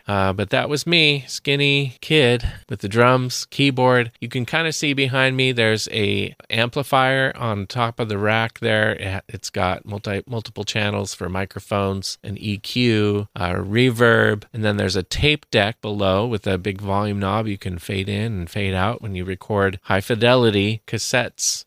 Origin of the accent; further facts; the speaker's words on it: Santa Cruz, California, United States; I grew up in Santa Cruz, Northern California, very liberal town